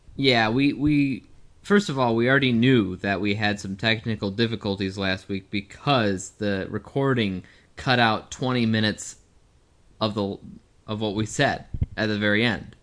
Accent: United States; we're from the United States

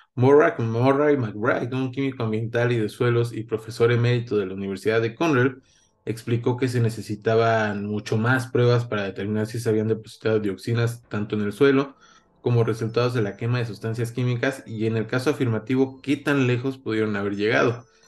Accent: Mexico; nosotros como mexicanos

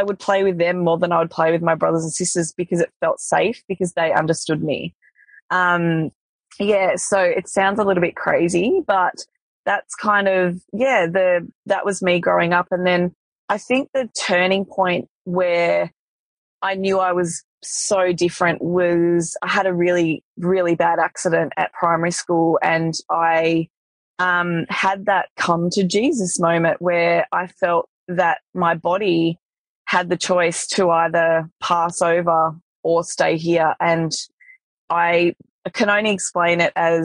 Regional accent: Tasmania, Australia; I grew up in Tasmania

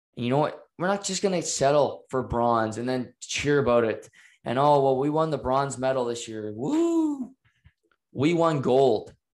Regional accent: Canada; We're Canadian

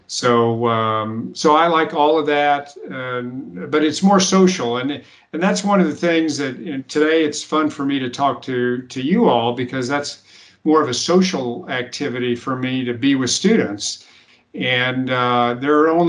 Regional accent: United States; I was the only American.

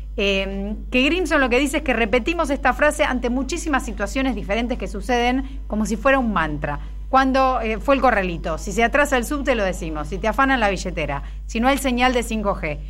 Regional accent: Argentina; nosotros nos pensamos como un país eh, hecho de migrantes

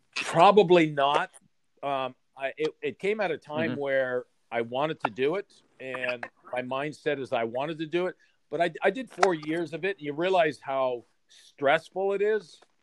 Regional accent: Sudbury, Ontario, Canada; I was born and raised in Sudbury

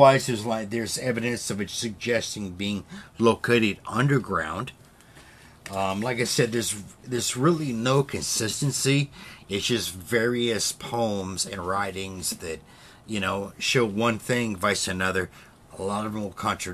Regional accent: United States; I grew up with caves in Kansas and Missouri.

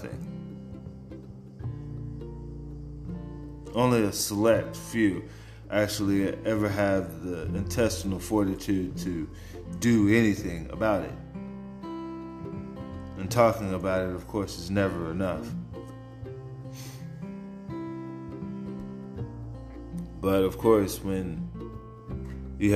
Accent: San Antonio, Texas, United States; Even when I was in high school, growing up in San Antonio

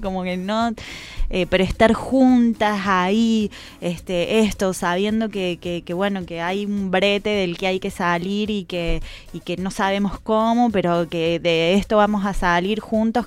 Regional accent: Córdoba, Argentina; now in Buenos Aires, Argentina; yo vengo de Córdoba y en Córdoba hay una tradición sobre la creación colectiva mucho más fuerte

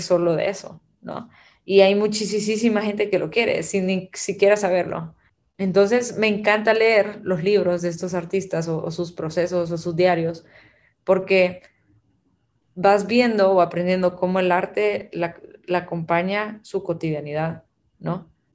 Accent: Guatemala; also born or lived in Abu Dhabi; now in El Salvador; nací en Guatemala, pero vivo en El Salvador

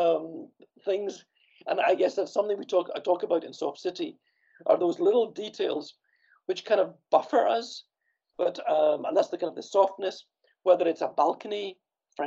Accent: Scotland, United Kingdom; also born or lived in Copenhagen, Denmark; now in Sweden; I grew up in Scotland, where we have this European-style tenement apartment building

